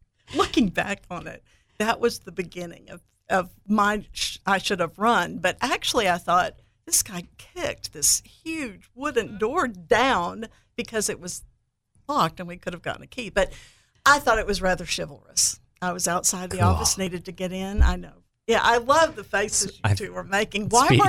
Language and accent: English; Heidelberg, Baden-Württemberg, Germany; born there; And I was born in Heidelberg, 7 brothers and sisters, and they were married all over Europe where my dad was stationed.